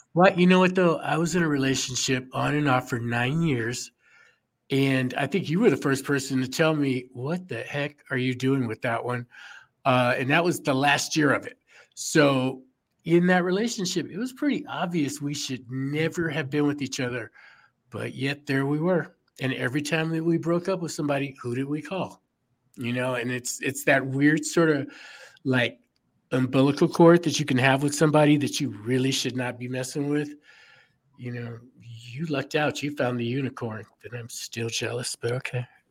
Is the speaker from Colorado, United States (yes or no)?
no; Chicago, Illinois, United States; I'm from Chicago